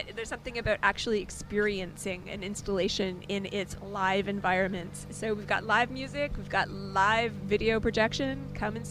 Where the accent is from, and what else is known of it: Canada